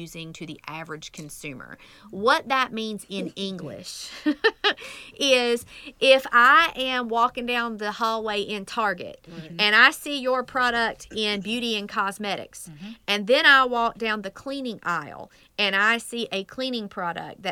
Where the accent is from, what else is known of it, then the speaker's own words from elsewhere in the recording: United States; accent: country; my country accent, I was raised in the middle of that burn nowhere